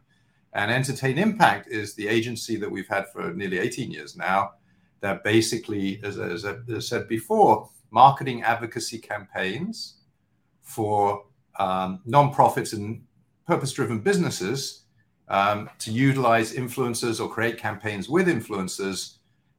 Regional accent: London, United Kingdom; now in New York, United States; my background, as you can tell, I'm from London, but I'm based in New York. I've been here for much longer

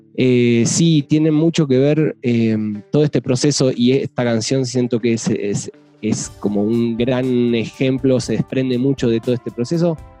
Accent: Uruguay; moved away as an adult; also born or lived in Santiago, Chile; now in Mexico; soy uruguayo, estuve... estuve viviendo los últimos siete años en Chile

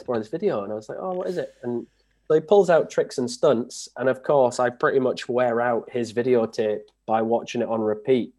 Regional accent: Hull, Yorkshire and the Humber, United Kingdom; moved away as an adult; now in Aberdeen, United Kingdom; I'm originally from Hull in East Yorkshire

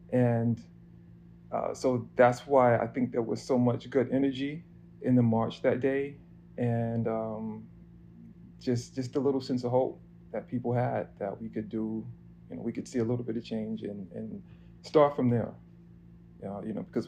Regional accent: New York City, New York, United States; I'm a photographer from Harlem, New York.

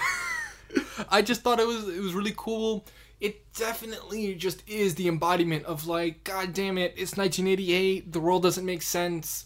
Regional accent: United States; as an American

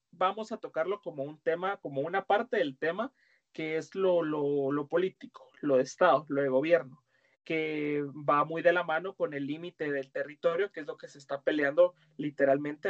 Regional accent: Guatemala

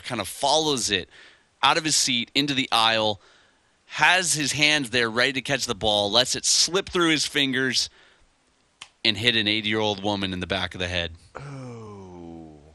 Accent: outside of Chicago, Illinois, United States; now in Honolulu, United States; where we grew up outside of Chicago

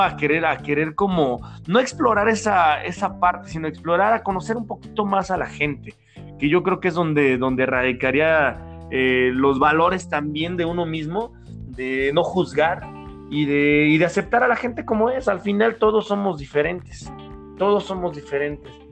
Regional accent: Mexico; como mexicanos

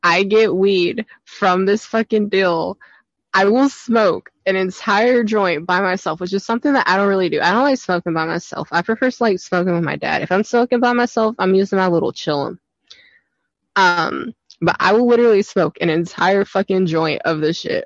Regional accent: Oklahoma, United States; I'm from Oklahoma

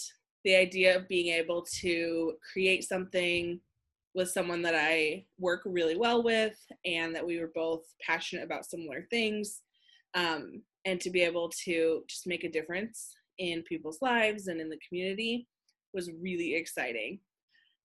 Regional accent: Washington, United States; I grew up in Washington State

